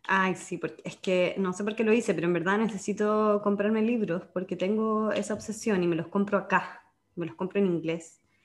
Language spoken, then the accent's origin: Spanish; Chile